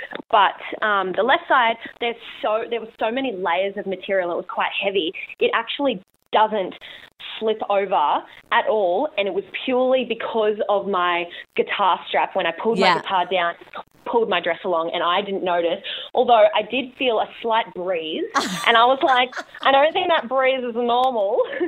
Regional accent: Robina, Queensland, Australia; Just in Robina.

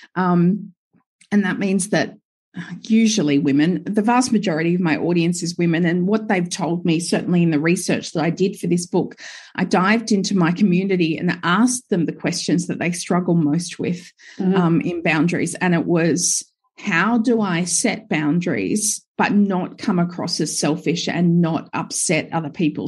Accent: Gold Coast, Queensland, Australia; now in Sunshine Coast, Australia; I grew up, I was born and raised on the Gold Coast.

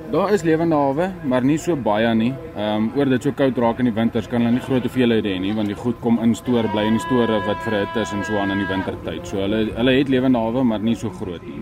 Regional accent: South Africa; moved away as an adult; now in North Dakota, United States; ons is 'n paar Suid-Afrikaners wat daar werk

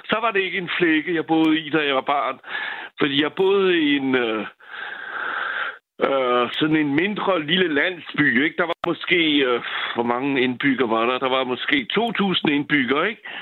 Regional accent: France; Danish is a second language; now in Valby, Denmark; Nu er jeg franskmand, ikke?

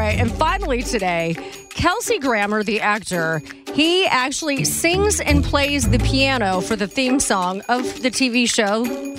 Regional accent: the Northwest, Pacific Northwest, United States; moved away; I'm from the Northwest originally

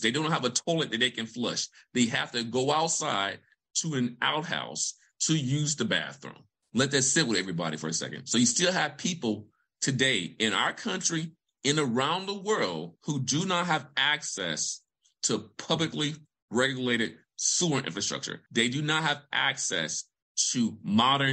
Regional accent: Vicksburg, Mississippi, United States; I'm a son of Mississippi. I'm from Vicksburg, Mississippi. So I'm a country boy from Vicksburg, Mississippi

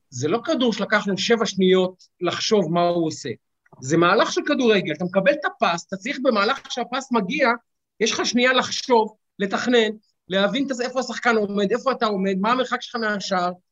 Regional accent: Israel; אין לנו אה, כישראלים את המסורת

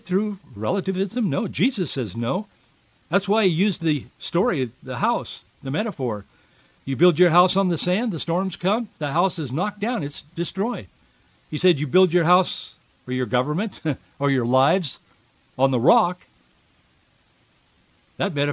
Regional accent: Yakima, Washington, United States; moved away; also born or lived in North Hollywood; I was born in Yakima and raised in Yakima Valley

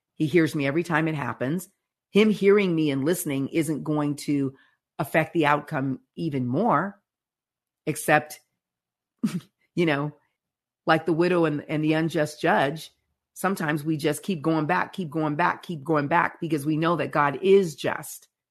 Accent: United States

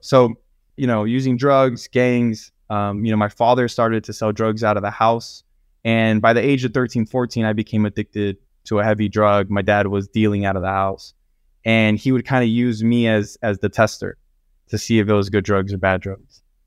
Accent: Los Angeles County, California, United States; I grew up in Los Angeles County with a very abusive family

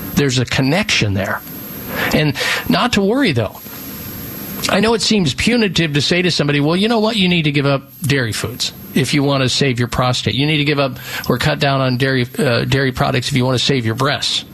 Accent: Midwest, United States; moved away; I grew up in the Midwest

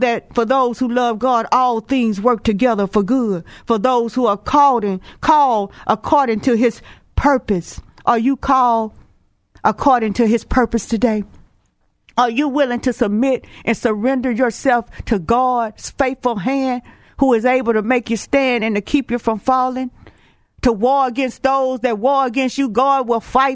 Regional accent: Houston, Texas, United States; I'm from Texas, Houston

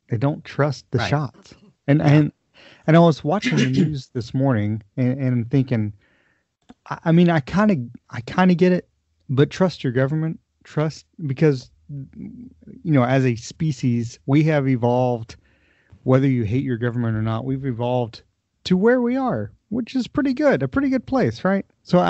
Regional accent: United States; that makes me sad as an American.

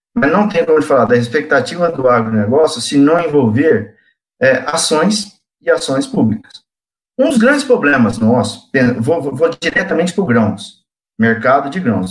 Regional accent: interior of São Paulo state, Brazil; also born or lived in São José do Rio Preto / Cosmorama / Urânia / Votuporanga; Sou do interior de, do estado de São Paulo, nasci em São José do Rio Preto, tive parte da minha infância em Cosmurama, uma cidade próxima a São José do Rio Preto, depois uma outra parte da minha infância

